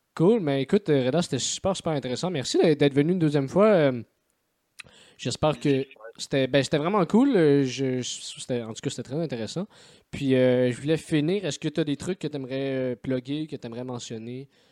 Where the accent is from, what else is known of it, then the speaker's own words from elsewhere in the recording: Montreal, Quebec, Canada; je suis blanc de Rosemont